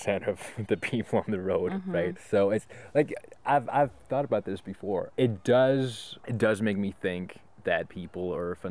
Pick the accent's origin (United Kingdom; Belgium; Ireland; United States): Belgium; moved away as an adult; also born or lived in Toronto / Montreal; But I'm from Belgium. Yeah, so I lived in Toronto for 3 months and then in Montreal for 4 months.